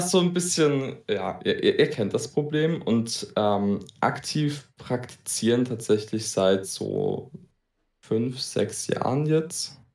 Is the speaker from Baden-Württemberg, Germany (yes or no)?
yes; Baden-Württemberg, Germany; ich komme aus Baden-Württemberg.